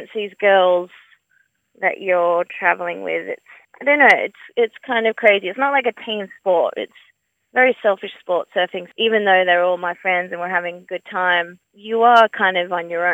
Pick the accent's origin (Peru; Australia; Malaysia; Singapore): Australia; Perth, Western Australia; also born or lived in Margaret River; I grew up in City Beach in Perth